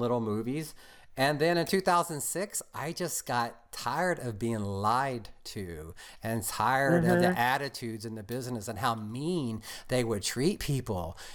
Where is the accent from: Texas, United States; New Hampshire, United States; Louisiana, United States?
Texas, United States; accent: strong Texan; moved away as an adult; I came down here when I was 23 from Texas, and I had the really strong Texan accent